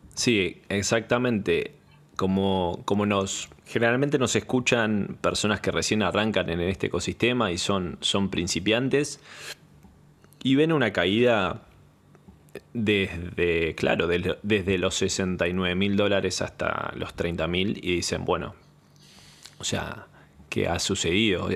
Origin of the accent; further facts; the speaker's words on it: Argentina; soy de Argentina.